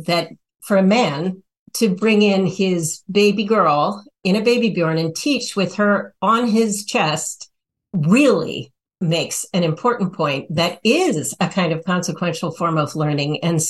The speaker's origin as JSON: {"language": "English", "country": "Nepal", "tie": "born there", "said": "I did my fieldwork in Nepal, and I was born in Nepal, actually, too."}